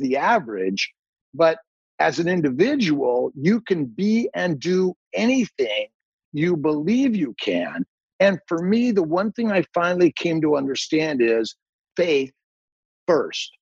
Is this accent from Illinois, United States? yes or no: no; Los Angeles, California, United States; also born or lived in upstate New York; now in New York, United States; I'm from Los Angeles, and I, you know, got out of California a long time ago. And I live on a lake in upstate New York